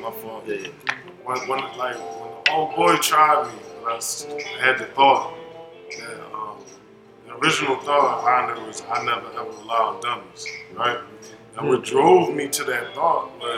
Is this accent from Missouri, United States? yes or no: no; Philadelphia, Pennsylvania, United States; I'm from Philadelphia